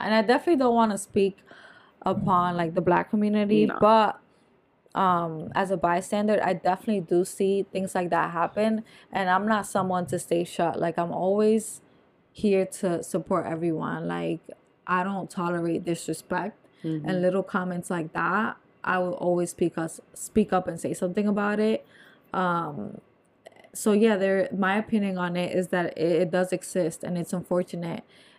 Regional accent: New Jersey, United States; I'm from North Jersey.

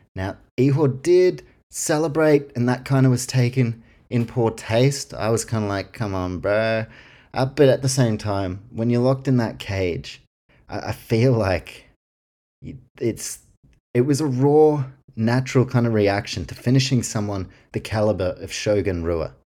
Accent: Auckland, New Zealand; my hometown, representing Auckland, New Zealand

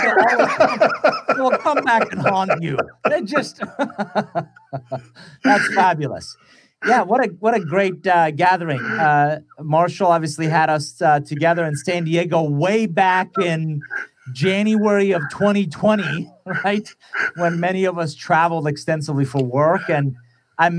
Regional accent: Iran; English is a second language; now in United States; I'm originally from Iran, came to the U.S. in 1981 with a suitcase, $100, didn't know anybody, didn't speak a word of English.

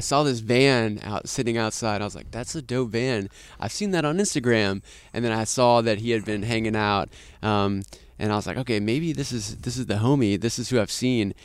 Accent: Austin, Texas, United States; I'm actually from Austin

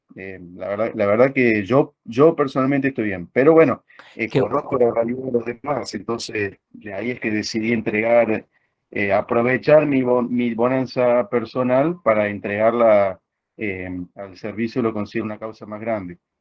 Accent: Argentina; somos argentinos

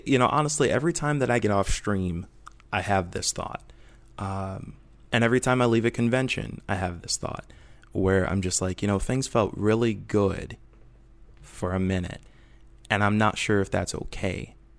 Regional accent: Rockford, Illinois, United States; now in Portland, United States; I'm from Northern Illinois originally, and, uh, I was, uh, uh, raised in, uh, Rockford

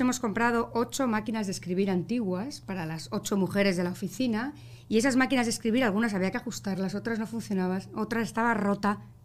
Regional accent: Basque Country, Spain; also born or lived in Bilbao; now in Miami, United States; Como buena vasca que soy del norte de España, tengo mi carácter

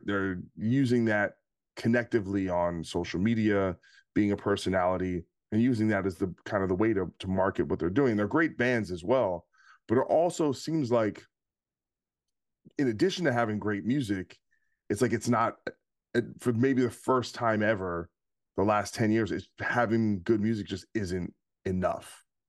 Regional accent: New Jersey, United States; I'm from Jersey.

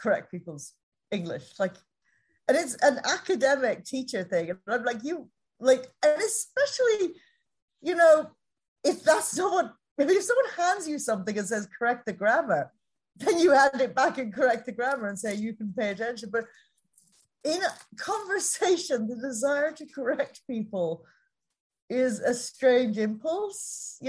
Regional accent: Ireland; so I'm Irish, and this accent is more my professional accent so that people can understand me.

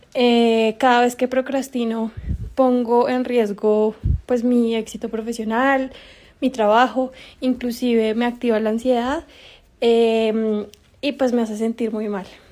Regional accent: Bogotá, Bogotá Capital District, Colombia; yo soy de Bogotá, Colombia y tengo 28 años

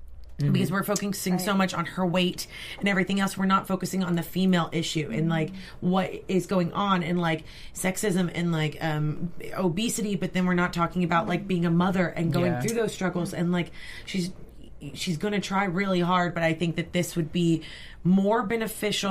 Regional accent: Brandenburg, Kentucky, United States; Is still one rental store left in my hometown

